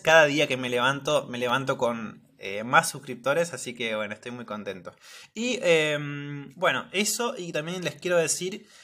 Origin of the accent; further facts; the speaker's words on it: Argentina; nosotros como argentinos